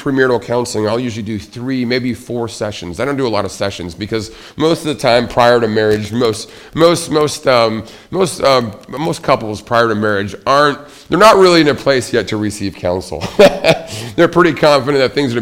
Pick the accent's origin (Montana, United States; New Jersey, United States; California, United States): Montana, United States; Billings; Growing up, I can remember my grandmother, when we moved her from Seattle to our hometown in Billings, Montana